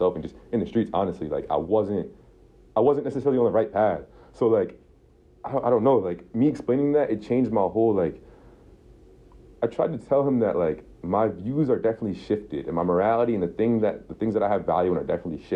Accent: Albany, New York, United States; I'm from Albany

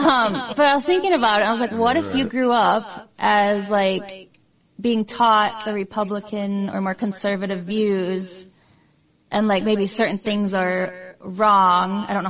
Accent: Iowa, United States; I came from Iowa.

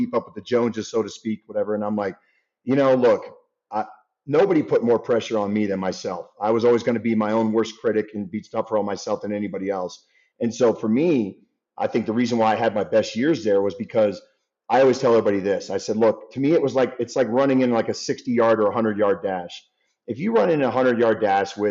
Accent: Baltimore, Maryland, United States; I grew up in Baltimore, you know, 4.5 hours from Pittsburgh

